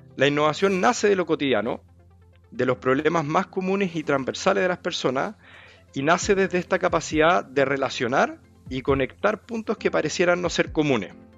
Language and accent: Spanish; Concepción, Biobío, Chile; moved away as an adult; also born or lived in France; now in Santiago, Chile; yo soy de Concepción, nacido, criado, criado allá, estoy en Santiago desde el 2019